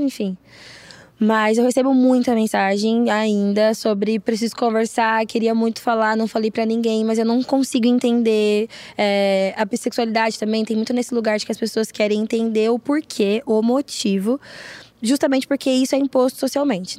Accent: São Paulo, Brazil; eu sou de São Paulo

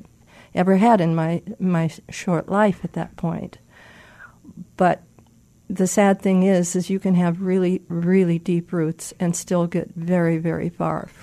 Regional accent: Fort Dodge, Iowa, United States; I was born and raised in Fort Dodge, Iowa

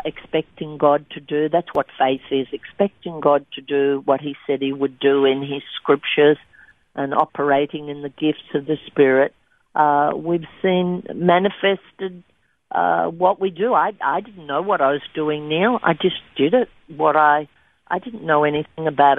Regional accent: Albury, New South Wales, Australia; moved away; in Albury, in my hometown

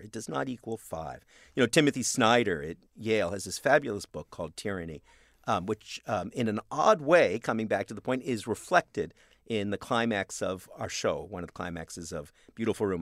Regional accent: Canada; I'm a Canadian

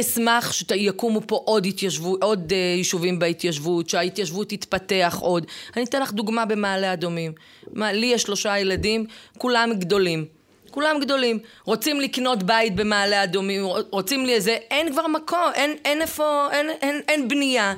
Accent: Ofakim, Southern District, Israel; now in Ma'ale Adumim; אני בת אופקים. גדלתי באופקים

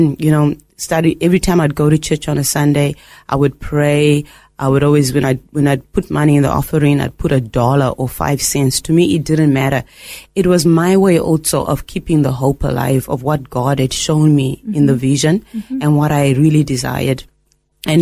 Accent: Zimbabwe; moved away as an adult; now in Australia; originally from Zimbabwe, and growing up in Zimbabwe was fantastic

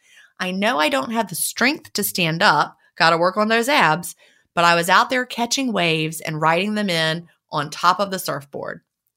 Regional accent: San Diego, California, United States; I grew up in San Diego, California, and I have always loved the ocean.

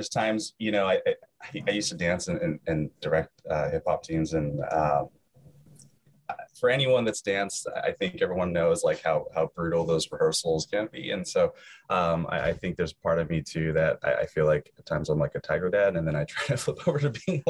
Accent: West Coast, United States; Which is weird because I'm West Coast

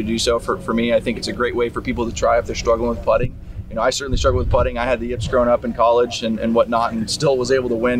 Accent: Fresno, California, United States; I grew up in Fresno, California

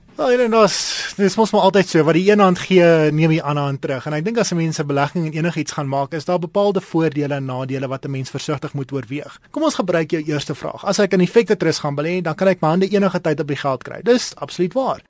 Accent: South Africa

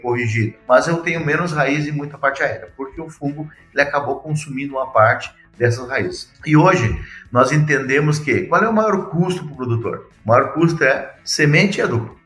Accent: Rio Grande do Sul, Brazil; moved away as an adult; also born or lived in Bahia; now in Guarapuava, Brazil; nasci no Rio Grande do Sul, né? Sou gaúcho

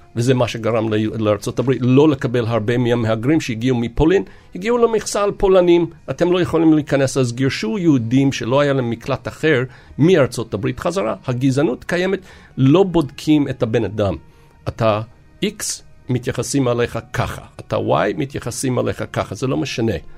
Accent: Los Angeles, California, United States; moved away; אני בתור ילד בלוס אנג'לס

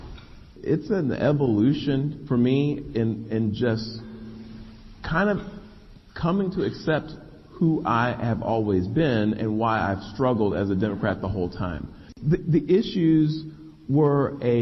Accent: Dallas, Texas, United States; I was born in West Dallas, very poor community, to working class parents

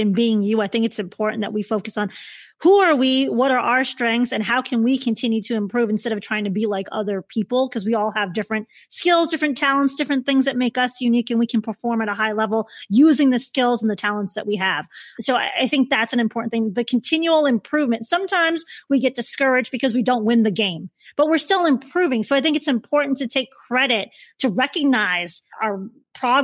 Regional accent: Chicago, Illinois, United States; since I'm from Chicago

